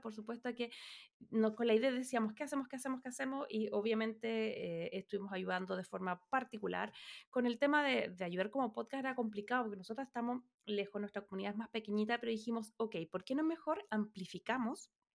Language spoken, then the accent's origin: Spanish; Chile; nosotras somos chilenas